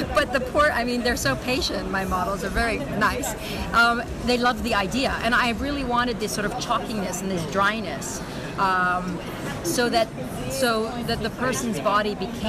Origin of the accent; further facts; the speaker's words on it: United States; now in Switzerland; because of coming from two cultures, being both American and Iranian, living in Switzerland